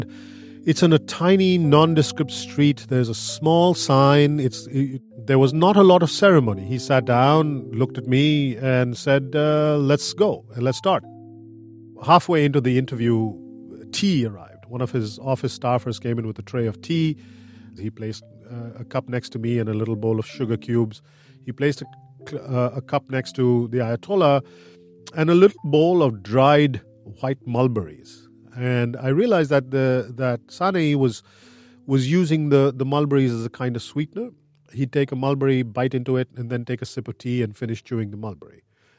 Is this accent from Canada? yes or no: no; India; I'm an editor-at-large at Quartz. I grew up in India, and when I was 5 or 6 years old, our upstairs neighbor went to Iran and came back.